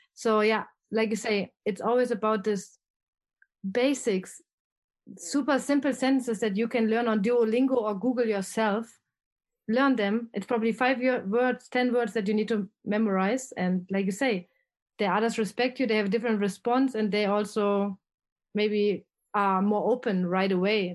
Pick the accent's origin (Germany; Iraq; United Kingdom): Germany; Erfurt, Thuringia; accent: German; English is a second language; moved away as an adult; also born or lived in Kentucky, United States / Netherlands / Mexico / Spain; I'm from Germany, a very small city in the east side. It's called, um, Erfurt